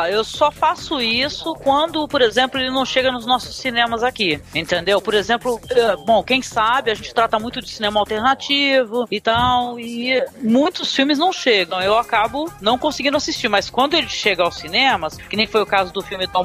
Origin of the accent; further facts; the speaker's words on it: Guarujá, São Paulo, Brazil; eu tô aqui na cidade, eu sou de Guarujá, cara.